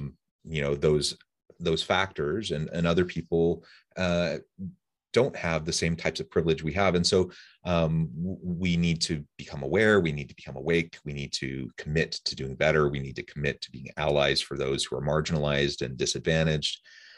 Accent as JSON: {"language": "English", "town": "Kansas City", "region": "Missouri", "country": "United States", "said": "I'm from like, Kansas City area."}